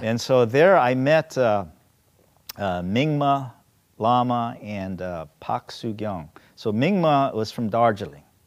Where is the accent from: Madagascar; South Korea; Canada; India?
South Korea; now in United States; I'm Korean American, you know, originally from Korea